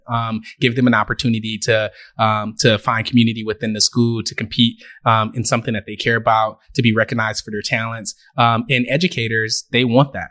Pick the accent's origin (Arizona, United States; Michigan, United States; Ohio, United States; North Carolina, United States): Michigan, United States; Detroit; moved away as an adult; now in Los Angeles, United States; born and raised in Detroit, grew up in the Jefferies Projects, then the west side of Detroit